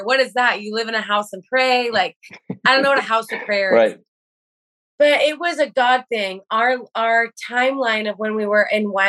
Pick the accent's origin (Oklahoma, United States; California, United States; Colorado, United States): Oklahoma, United States; Edmond; also born or lived in Kona, Hawaii; now in Huntington Beach, United States; born and raised in Oklahoma, Bible Belt, Edmond, Oklahoma.